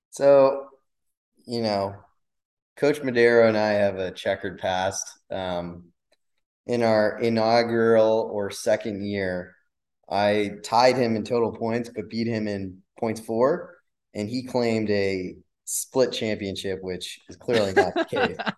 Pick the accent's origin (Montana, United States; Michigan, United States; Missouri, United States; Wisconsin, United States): Wisconsin, United States; now in Miami, United States; I'd go with Wisconsin. That's where I grew up